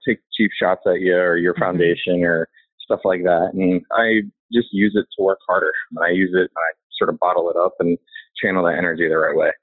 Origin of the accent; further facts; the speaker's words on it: Indiana and Illinois, Midwest, United States; I grew up in Indiana and Illinois. So I'm a Midwestern guy.